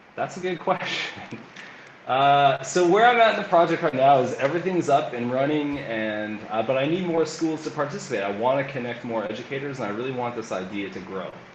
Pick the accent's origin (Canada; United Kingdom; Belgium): Canada; Calgary, Alberta; moved away as an adult; now in Lima, Peru; I'm originally from Calgary, Alberta, Canada